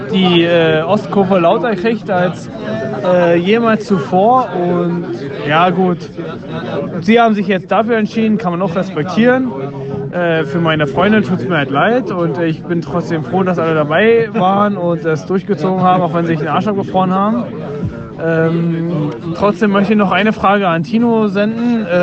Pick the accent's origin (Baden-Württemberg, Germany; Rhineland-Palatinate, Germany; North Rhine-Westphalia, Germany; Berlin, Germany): Berlin, Germany; Ja, gut, als Düssen-Fan und als äh, Berliner äh, war es ja ein gerechtes Ergebnis.